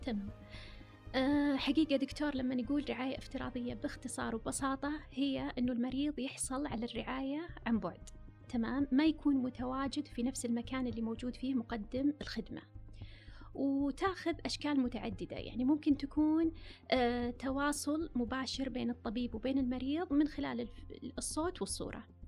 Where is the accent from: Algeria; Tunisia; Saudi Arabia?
Saudi Arabia; عندنا في السعودية